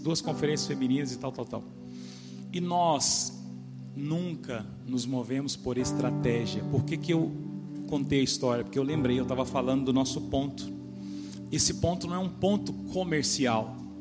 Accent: Brazil; eu sou lá do Vera Cruz, uma comunidade simples, uma periferia

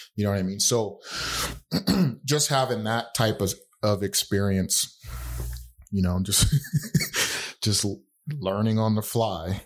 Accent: Utah, United States; growing up in Utah, the neighborhood I lived

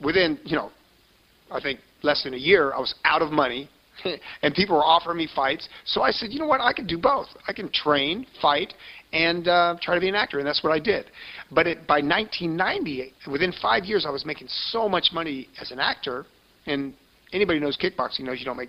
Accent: Florida, United States; accent: Southern; moved away as an adult; also born or lived in Alton, Illinois; now in Los Angeles, United States; I'm from Florida. I grew up in Florida. We moved there when I was 4 years old from Alton, Illinois, where I was born.

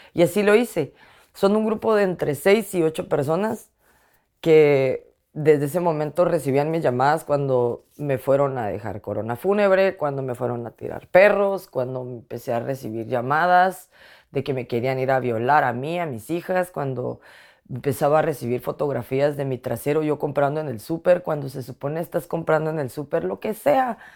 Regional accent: Guatemala; moved away as an adult; now in Washington, D.C., United States; ser mujer guatemalteca

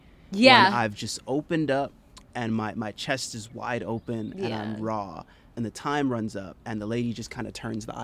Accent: Jamaica; I'm Jamaican.

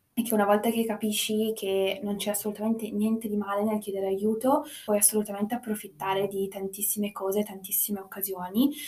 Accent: United States; now in Turin, Italy; io sono nata in America

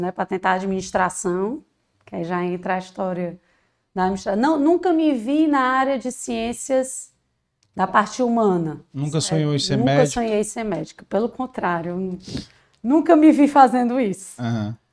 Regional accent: Fortaleza, Ceará, Brazil; É, nasci aqui em Fortaleza, sou cearense, fortalezense, com muito orgulho, amo a nossa cidade.

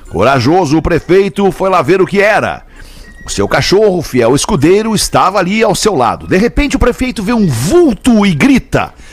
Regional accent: São Leopoldo, Rio Grande do Sul, Brazil; sou de São Leopoldo

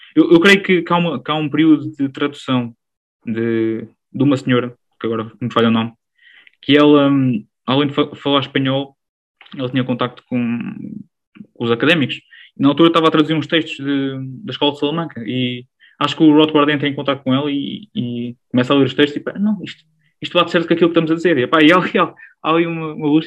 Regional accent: Alcobaça, Portugal; sou original aqui de uma, uma região de Portugal que, que há muito deve à Igreja Católica. Enfim, a região da Alcobaça, a região da Nazaré

